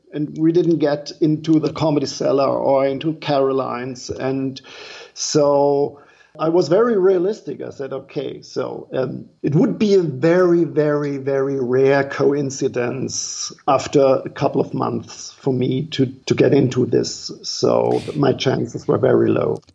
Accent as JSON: {"language": "English", "country": "Germany", "second_language": "English", "moved": "as an adult", "lives_now": "New York City, United States", "said": "I'm from Germany. I'm a German comedian"}